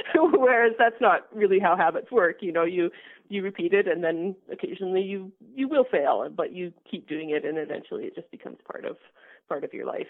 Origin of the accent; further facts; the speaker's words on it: Alberta, Canada; also born or lived in British Columbia; I grew up in Alberta and, and I left to, to work in BC for a number of years, and I've just come back within the last five years